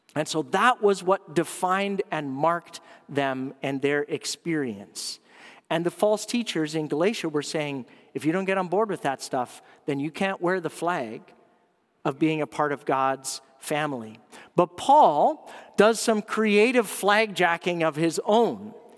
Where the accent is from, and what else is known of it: Canada